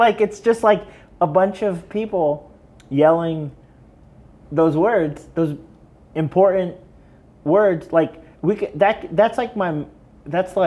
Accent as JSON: {"language": "English", "town": "Elwood", "region": "Indiana", "country": "United States", "said": "I'm from Elwood, Indiana"}